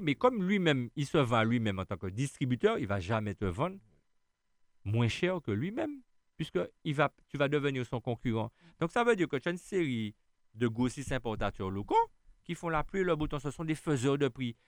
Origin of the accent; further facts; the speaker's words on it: Schœlcher, Martinique; Je suis né où? En Martinique, à Chelchea